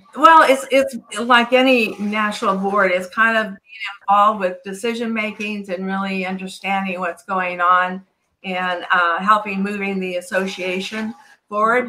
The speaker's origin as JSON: {"language": "English", "region": "California", "country": "United States", "tie": "born or raised there", "said": "I'm born and raised in California"}